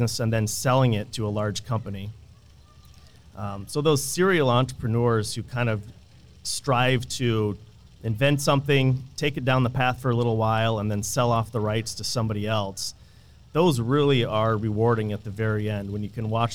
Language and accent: English; Illinois, United States; moved away as an adult; now in Iowa, United States; I grew up in the Midwest. I grew up in Illinois, just right across the Mississippi River